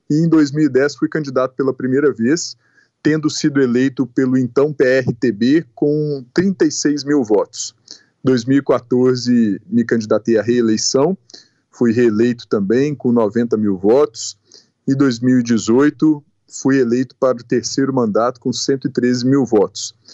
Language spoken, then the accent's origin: Portuguese; Passos, Minas Gerais, Brazil; Edilene, eu sou natural de Passos, cidade do sudoeste de Minas, com 115 mil habitantes.